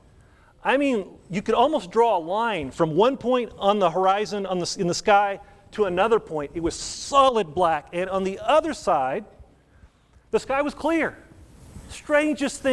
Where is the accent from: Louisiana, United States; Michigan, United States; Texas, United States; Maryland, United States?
Texas, United States; Wichita Falls; moved away; I grew up in Wichita Falls, up around Wichita Falls